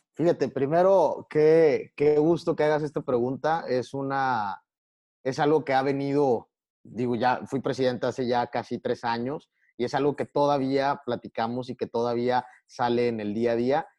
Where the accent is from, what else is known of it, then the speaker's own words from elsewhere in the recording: Tamaulipas, Mexico; a mí me llena orgullo decir que soy tamaulipeco